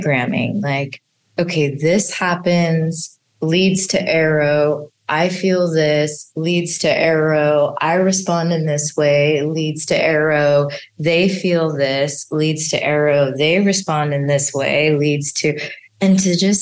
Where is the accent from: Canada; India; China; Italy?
India; as an Indian mother